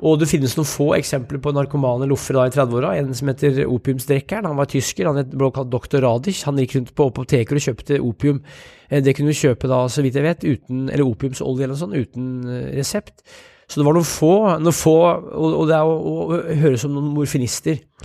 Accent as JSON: {"language": "Norwegian", "town": "Brumunddal", "region": "Innlandet", "country": "Norway", "tie": "born or raised there", "said": "da jeg vokste opp i Brumunddal"}